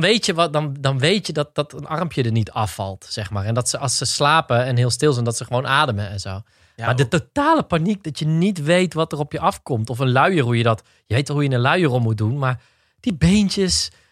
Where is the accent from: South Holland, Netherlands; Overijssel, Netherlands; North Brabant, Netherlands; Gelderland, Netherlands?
North Brabant, Netherlands; Roosendaal; We zijn allebei geboren en getogen in Roosendaal.